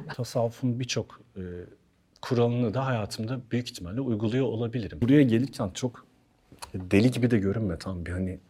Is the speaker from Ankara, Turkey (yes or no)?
yes; Ankara, Turkey; moved away as an adult; also born or lived in Hannover, Germany / Istanbul; now in Bodrum, Turkey; Çocukluğum Ankara'da geçti. Okul yıllarım Ankara'da geçti. Konservatuar Ankara'da geçti